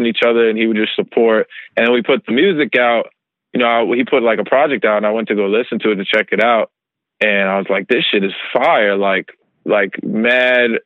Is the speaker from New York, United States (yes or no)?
yes; New York, United States; I'm from New York.